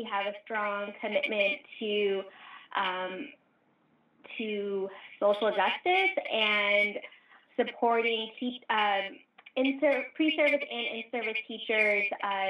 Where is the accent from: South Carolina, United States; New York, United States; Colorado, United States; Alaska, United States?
Alaska, United States; moved away as an adult; also born or lived in Portland, Oregon / Argentina; now in Boston, United States; I was born here in the States. I actually grew up in Alaska.